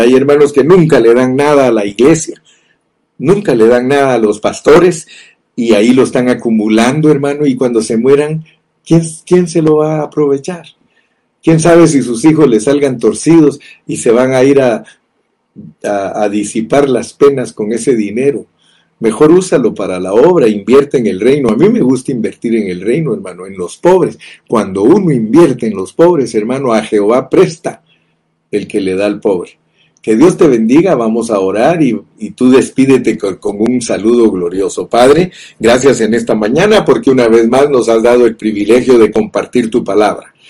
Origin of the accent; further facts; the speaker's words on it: Guatemala; yo nací en Guatemala